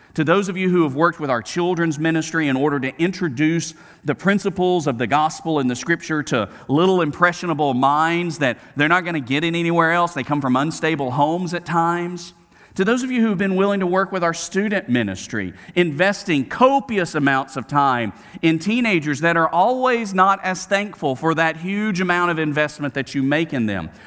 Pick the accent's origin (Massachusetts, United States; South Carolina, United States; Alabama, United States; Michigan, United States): Alabama, United States; Birmingham; from Birmingham, Alabama, growing up on Camellia Road, going to Smith Middle School and Huffman High School